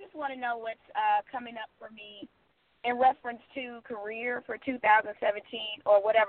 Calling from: Georgia, United States; I'm calling from the state of Georgia.

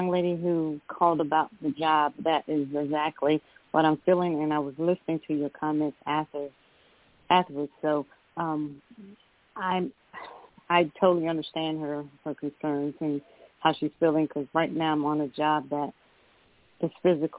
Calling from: Georgia, United States; I'm calling from Georgia.

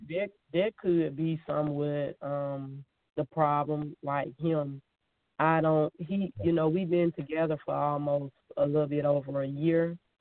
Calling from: Georgia, United States; I'm calling from Georgia.

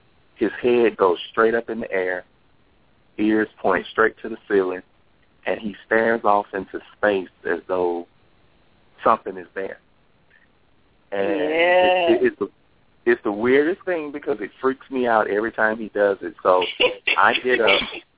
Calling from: Texas, United States; I'm calling from Texas.

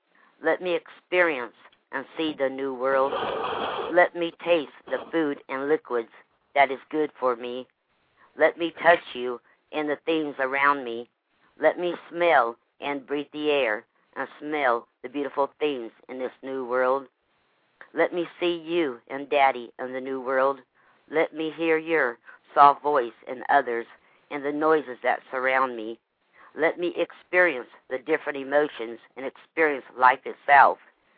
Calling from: Lake Wales, Florida, United States; I'm Lake Wells, Florida.

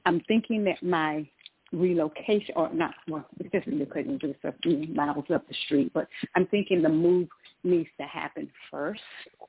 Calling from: Georgia, United States; calling from Georgia.

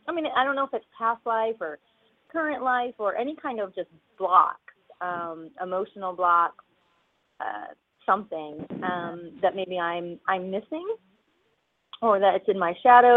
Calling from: Austin, Texas, United States; Austin, Texas.

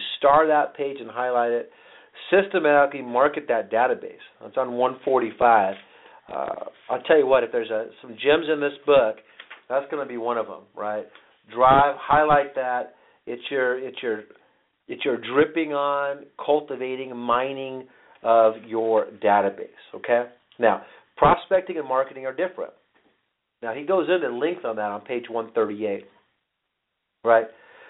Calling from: Phoenix, Arizona, United States; I'm calling out from Phoenix today

